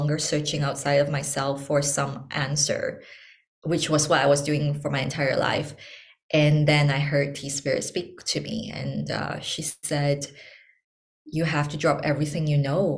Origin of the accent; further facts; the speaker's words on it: Malaysia; moved away as an adult; also born or lived in Hong Kong; I'm born and raised in Malaysia